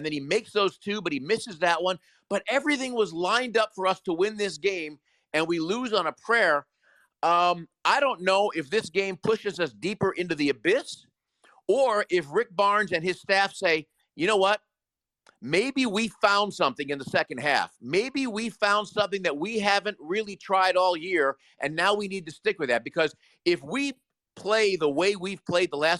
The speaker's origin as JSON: {"language": "English", "town": "Chicago", "region": "Illinois", "country": "United States", "tie": "born or raised there", "also_born_or_lived": "Peoria, Illinois", "said": "I grew up in Chicago, lived in Peoria for a while where Bradley University is"}